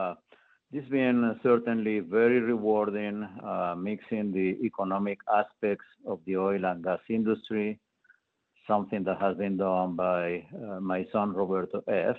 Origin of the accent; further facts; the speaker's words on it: Colombia; moved away as an adult; also born or lived in Bogotá, Colombia / Colorado, United States; Yes, I was born in Colombia, South America